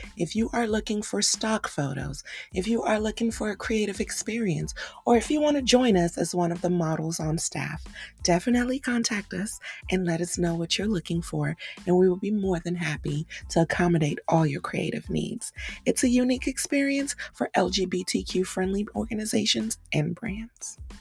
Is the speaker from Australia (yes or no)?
no; Cameroon; I grew up in a very polarized world. I come from Cameroon, West Africa, and in my world, men were masculine and dominant